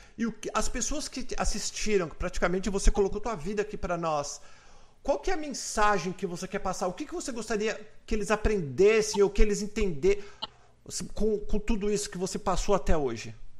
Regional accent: Brazil; now in United States; nós somos brasileiros.

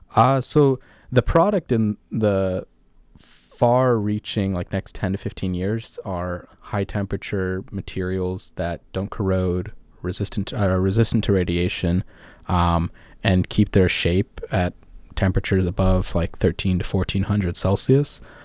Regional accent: Orange County, California, United States; moved away as an adult; I'm from Southern California, uh, particularly Orange County, California, so just about 20 miles south

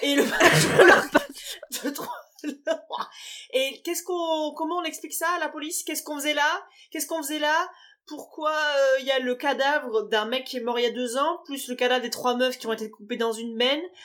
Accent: France; en tant qu'Européenne et en tant que Française

